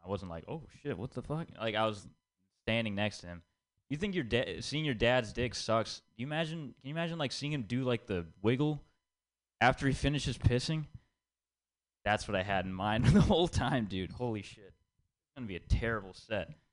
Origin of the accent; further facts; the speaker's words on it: India; I'm Indian, and growing up, I had to listen to a lot of Bollywood songs